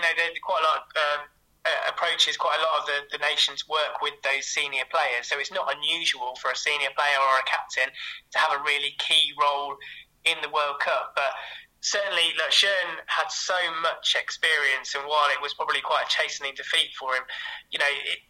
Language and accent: English; England, United Kingdom; as an Englishman